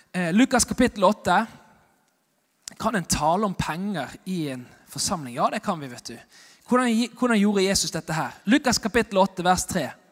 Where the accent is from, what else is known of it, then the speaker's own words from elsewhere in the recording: Bergen, Vestland, Norway; jeg er bergenser og evangelist